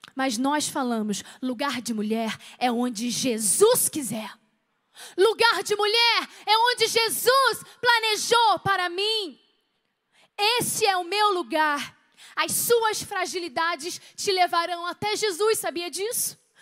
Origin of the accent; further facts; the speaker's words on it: Rio de Janeiro, Brazil; also born or lived in Petrópolis; eu sou carioca